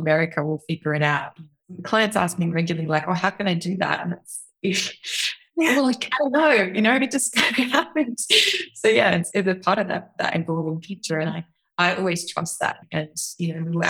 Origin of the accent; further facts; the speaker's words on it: Australia; moved away as an adult; also born or lived in New York; being an Australian